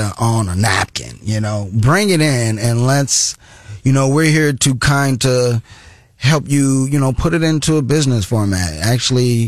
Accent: Columbia, Missouri, United States; Born and raised in Columbia, Missouri. Love the hometown

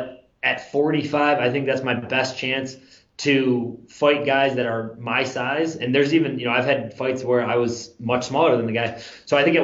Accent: Western New York, United States; born or raised there; now in Florida, United States

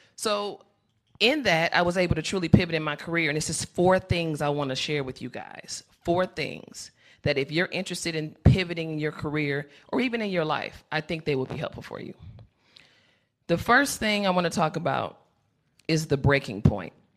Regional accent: Chicago, Illinois, United States; I'm from Chicago

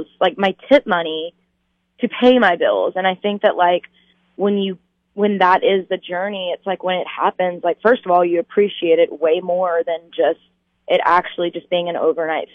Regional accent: North Carolina, United States; also born or lived in California; now in Nashville, United States; I grew up in North Carolina

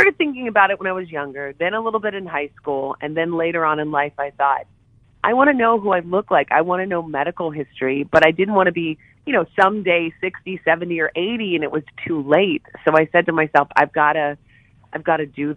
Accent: Morgantown, West Virginia, United States; growing up in Morgantown together

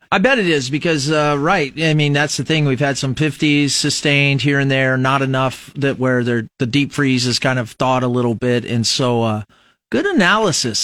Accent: Fremont, Nebraska, United States; now in Lincoln, United States; you're from a smaller community in Nebraska, I'm from Fremont

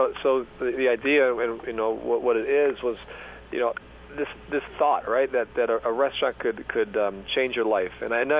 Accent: Detroit, Michigan, United States; I'm from Detroit

